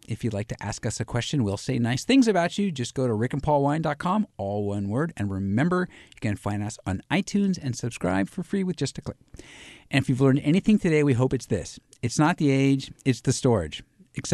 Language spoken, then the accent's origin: English; United States; I'm an American.